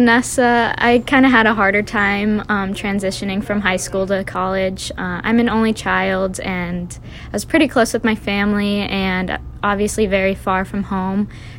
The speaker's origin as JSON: {"language": "English", "town": "Denver", "region": "Colorado", "country": "United States", "moved": "as an adult", "lives_now": "Whitewater, United States", "said": "I'm a senior on the team. I'm from Denver, Colorado."}